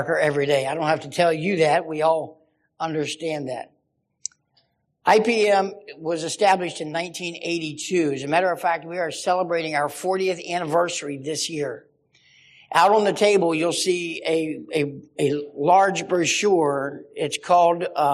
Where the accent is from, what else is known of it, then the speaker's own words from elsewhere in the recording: West Virginia, United States; now in Hanover, United States; we're from West Virginia, but we live in Pennsylvania right now.